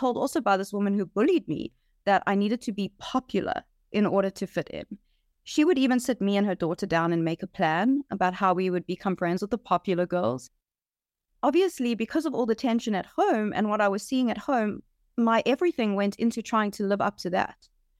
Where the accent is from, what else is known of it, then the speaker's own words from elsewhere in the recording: Johannesburg, Gauteng, South Africa; I grew up in Johannesburg, South Africa. I was born into a typical Jewish South African family.